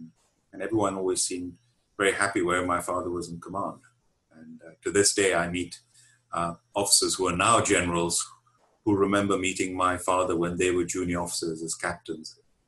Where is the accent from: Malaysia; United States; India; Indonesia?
India; now in United Kingdom; I was brought up in India, and my father was in the Indian Army. And we moved around a lot. I went to 7 different schools, including the Hyderabad Public School and then Hebron School in Ooty in the Nilgiri Hills, 8,000 feet high in South India.